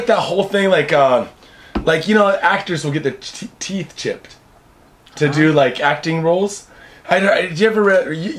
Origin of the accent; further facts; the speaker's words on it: Seattle, Washington, United States; now in Japan; But I'm from Seattle